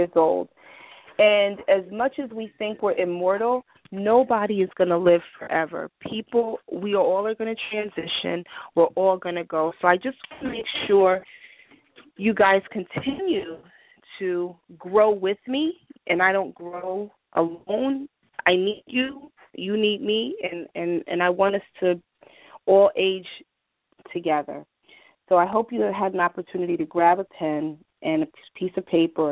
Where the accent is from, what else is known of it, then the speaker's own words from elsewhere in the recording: New York, United States; I'm from New York